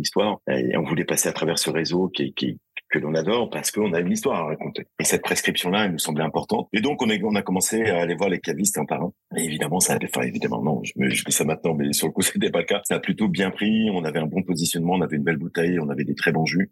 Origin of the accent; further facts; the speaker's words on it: Angers, Pays de la Loire, France; moved away; Je suis d'Angers